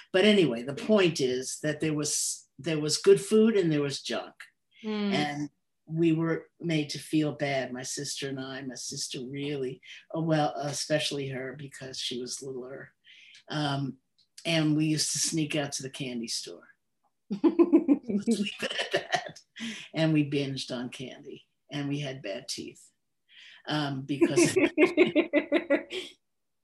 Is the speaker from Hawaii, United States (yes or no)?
no; New York City, New York, United States; moved away as an adult; also born or lived in Michigan; I was born in the Bronx, excuse me, and lived there until I was ready for college